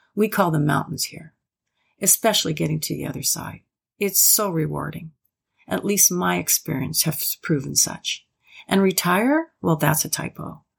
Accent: Prairie Provinces, Canada; also born or lived in Athabasca, Alberta; proud to be a Canadian, born and raised in the Prairie Provinces, now residing in the small rural town called Athabasca in northern Alberta

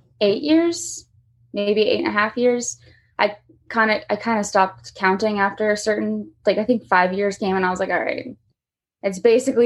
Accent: Lake Mary, Florida, United States; moved away as an adult; now in Nashville, United States; I'm from Lake Mary, Florida. It's about 30 minutes from Orlando. So hot weather, not used to this kind of weather.

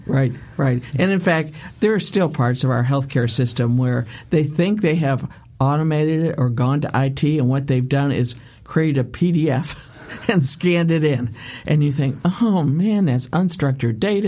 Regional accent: United States; as an American

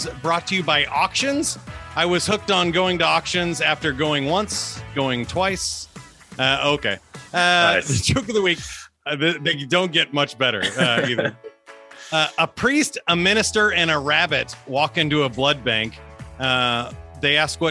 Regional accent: Kansas City, Missouri, United States; I grew up here in Kansas City as well in the suburbs

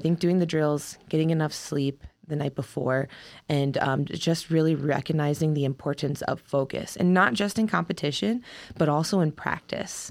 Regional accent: Massillon, Ohio, United States; moved away as an adult; also born or lived in Kentucky / Iowa / Colorado Springs, Colorado; now in Wisconsin, United States; I'm from Ohio, Massillon, Ohio originally.

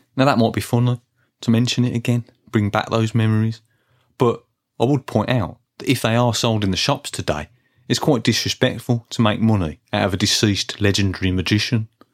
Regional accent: Birmingham, West Midlands, United Kingdom; when I was growing up in Birmingham in the nineteen eighties

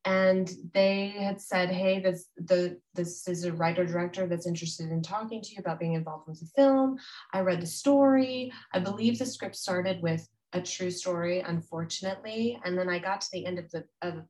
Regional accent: United States; as an American

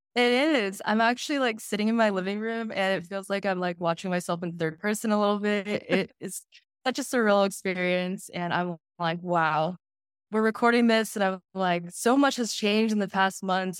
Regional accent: Houston, Texas, United States; I'm from Houston, Texas

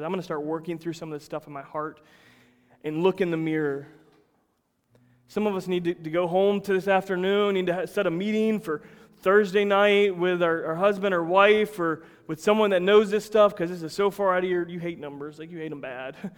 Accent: Plant City, Florida, United States; I grew up in Plant City, Florida, the winter strawberry capital of the world

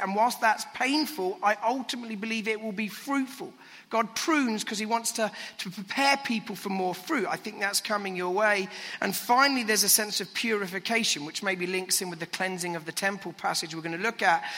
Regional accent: United Kingdom; now in London, United Kingdom; as a Brit

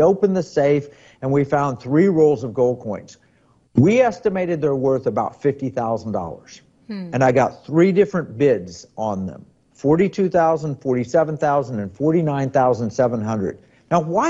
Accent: California, United States; I might as a Californian, prefer my money be held in Alaska and my gold be held in Alaska.

